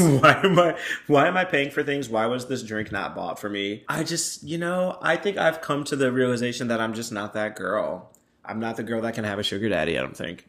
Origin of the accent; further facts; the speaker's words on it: North Carolina, United States; I'm from North Carolina